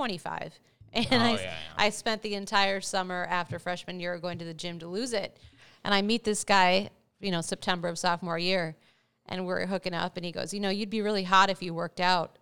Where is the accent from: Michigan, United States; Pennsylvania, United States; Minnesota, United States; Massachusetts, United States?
Minnesota, United States; Minneapolis; moved away as an adult; also born or lived in New York; I'm from Minneapolis.